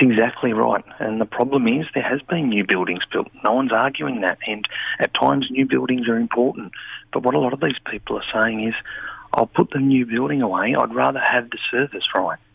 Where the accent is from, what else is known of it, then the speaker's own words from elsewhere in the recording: Wollongong, New South Wales, Australia; where I am from Wollongong